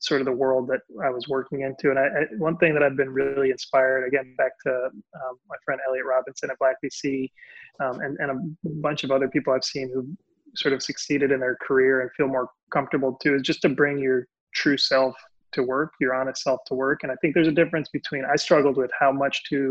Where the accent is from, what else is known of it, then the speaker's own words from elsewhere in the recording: Puerto Rico; Puerto Rican, Latino, bilingual